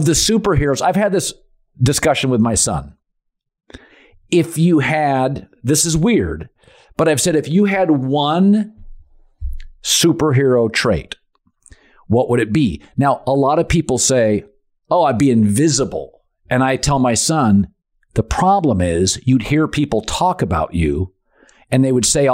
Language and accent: English; Seattle, Washington, United States; I'm from Seattle